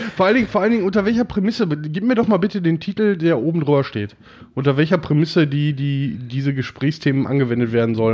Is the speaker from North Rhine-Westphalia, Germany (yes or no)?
yes; Oberhausen, North Rhine-Westphalia, Germany; also born or lived in Wesel; ich bin in Wesel geboren und ähm, habe da ein paar Jahre gelebt als Döpken, aber dann nach Oberhausen und seitdem bin ich in Oberhausen.